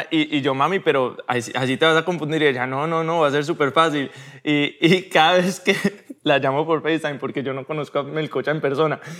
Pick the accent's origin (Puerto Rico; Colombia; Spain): Colombia; Medellín, Antioquia; born there; also born or lived in Cartagena; Yo nací en Medellín, me fui a Cartagena a los...